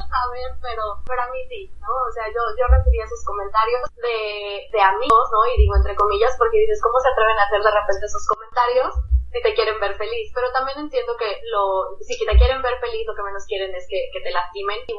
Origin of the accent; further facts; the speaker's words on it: Mexico; moved away as an adult; also born or lived in Puerto Rico / United States; now in Saint Thomas, U.S. Virgin Islands; Pues me fui de México porque me casé, entonces sí, mi esposo es puertorriqueño